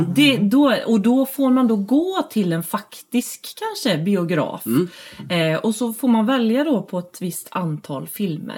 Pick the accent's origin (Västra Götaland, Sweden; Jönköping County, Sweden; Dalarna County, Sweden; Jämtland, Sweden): Västra Götaland, Sweden; Falköping; also born or lived in Gothenburg; jag är uppvuxen i Falköping